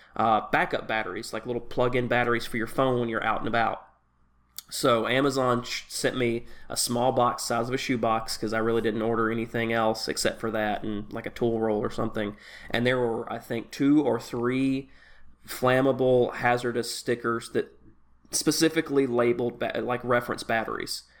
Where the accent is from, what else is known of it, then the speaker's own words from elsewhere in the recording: Tennessee, United States; moved away; I grew up in Tennessee